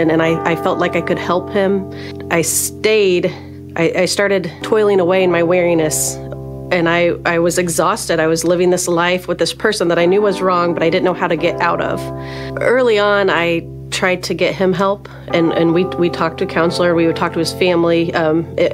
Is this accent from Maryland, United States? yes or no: no; Gibson City, Illinois, United States; I'm from the Gibson City area